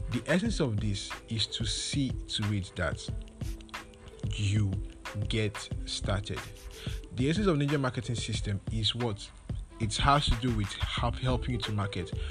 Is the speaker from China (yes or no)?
no; Nigeria; when it comes to being a Nigerian, most of the most times you have challenges with it.